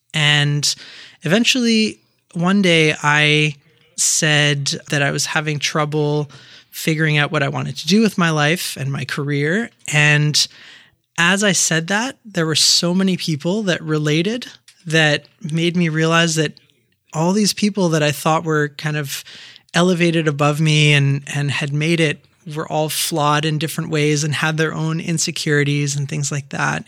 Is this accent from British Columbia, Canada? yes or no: no; Quebec, Canada; also born or lived in Turkey; I was born in Turkey, so my family's Turkish, and I grew up in Quebec, going to French elementary school and then to high school in English.